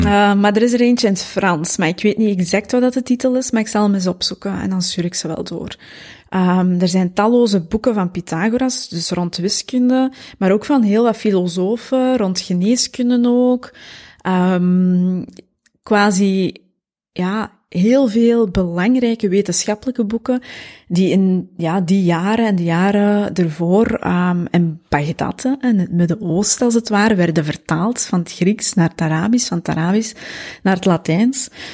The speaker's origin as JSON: {"language": "Dutch", "town": "Mol", "region": "Flanders", "country": "Belgium", "tie": "born or raised there", "moved": "yes", "said": "geboren en getogen in Mol, de Kempen."}